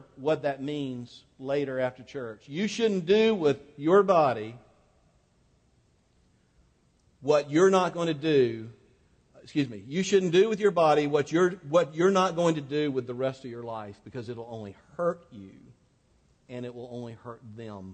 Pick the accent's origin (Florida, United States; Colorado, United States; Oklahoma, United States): Florida, United States; North; I grew up in North Florida, just on the edge of South Georgia, so I'm kind of a South Georgia redneck by culture.